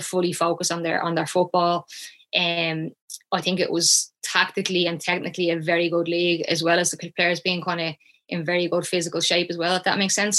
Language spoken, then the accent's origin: English; Shankill, Leinster, Ireland; I grew up in Shankill